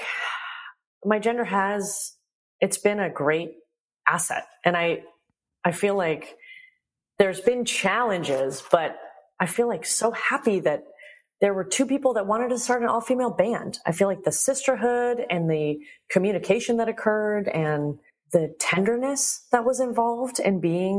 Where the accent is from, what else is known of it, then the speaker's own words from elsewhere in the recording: United States; I love my Iranian culture and I was born in America.